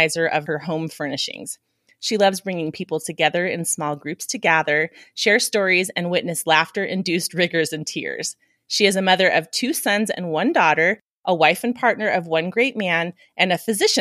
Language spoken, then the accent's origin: English; Reno, Nevada, United States; moved away as an adult; also born or lived in Seattle, Washington; med school back at UNR in my hometown